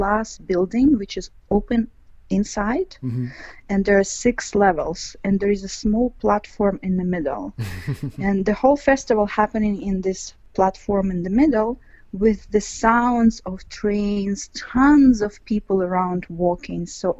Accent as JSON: {"language": "English", "region": "Ural", "country": "Russia", "second_language": "English", "lives_now": "Moscow, Russia", "said": "Ural. Ural Mountains is like south of Siberia."}